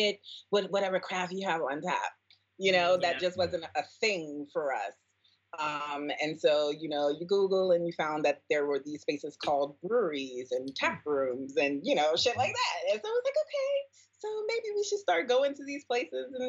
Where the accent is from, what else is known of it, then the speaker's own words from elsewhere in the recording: New York City, New York, United States; Born and raised in the Bronx